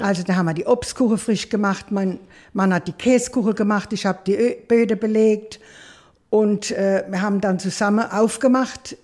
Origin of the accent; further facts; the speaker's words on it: Maxdorf, Rhineland-Palatinate, Germany; ich bin ganz klein zu meiner Oma gekommen, nach Maxdorf, väterlicher Seite, und bin dort großgezogen worden